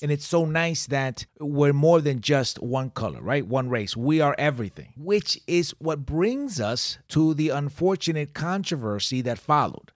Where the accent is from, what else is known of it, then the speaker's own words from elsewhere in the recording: Puerto Rico; I am Puerto Rican